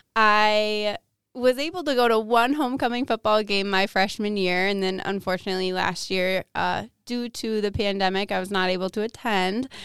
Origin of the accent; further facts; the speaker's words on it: Waukesha, Wisconsin, United States; now in Menomonie, United States; I'm originally from Waukesha, Wisconsin, which comes uh, just outside of Milwaukee, Wisconsin.